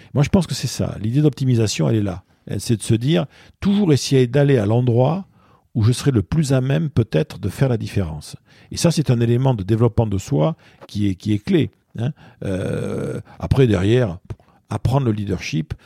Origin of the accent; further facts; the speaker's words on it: Bordeaux, Nouvelle-Aquitaine, France; moved away as an adult; also born or lived in Basque Country; now in Paris, France; je suis bordelais d'origine, je suis né à Bordeaux. J'ai grandi enfant, tout petit garçon, j'étais dans le Pays Basque chez mes grands-parents. Et j'ai fait toute ma scolarité vraiment à Bordeaux.